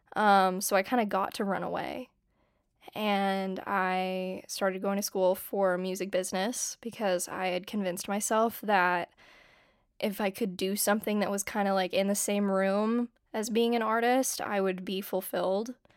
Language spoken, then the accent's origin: English; San Diego, California, United States; moved away as an adult; now in Los Angeles, United States; I grew up in San Diego, California, and I live in LA now.